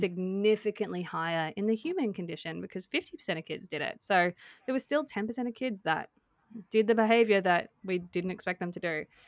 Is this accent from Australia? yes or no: yes; Australia; we're Australian